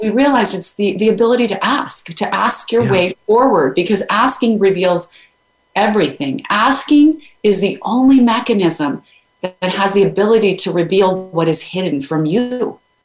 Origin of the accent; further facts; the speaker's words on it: Idaho, United States; I grew up in Idaho